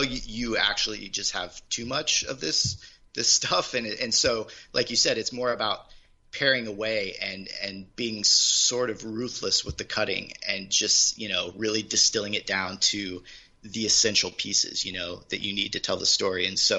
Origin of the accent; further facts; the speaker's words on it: Midwest, United States; also born or lived in Charleston, South Carolina / Sacramento / Fresno / Kansas; I grew up in the Midwest. I actually grew up I moved like 9 times growing up.